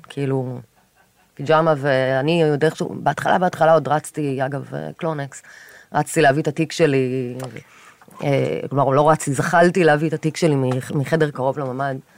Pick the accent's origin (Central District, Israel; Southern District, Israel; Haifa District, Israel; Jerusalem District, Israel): Southern District, Israel; Kfar Aza; moved away as an adult; now in Tel Aviv, Israel; נולדתי וגדלתי בקיבוץ כפר עזה